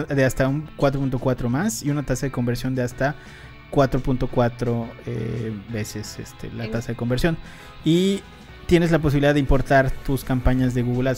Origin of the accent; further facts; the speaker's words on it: Mexico; nosotros en México no somos fan de, fans de Oprah